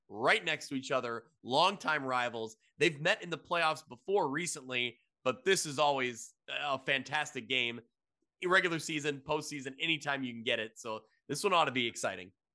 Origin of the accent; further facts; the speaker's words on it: United States; I'm from the Quad Cities area.